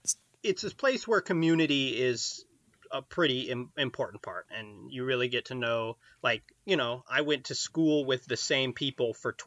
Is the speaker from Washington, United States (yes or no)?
yes; Orcas Island, Washington, United States; I grew up on Orcas Island.